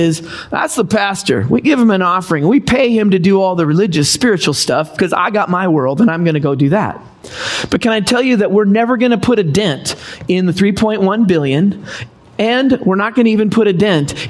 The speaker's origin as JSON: {"language": "English", "area": "Seattle area", "region": "Washington", "country": "United States", "tie": "born or raised there", "also_born_or_lived": "Los Angeles, California", "moved": "as an adult", "said": "Don and I, we grew up in Washington State. Grew in the Seattle area"}